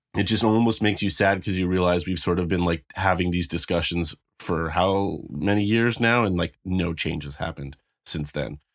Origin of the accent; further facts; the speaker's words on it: Canada; I'm not American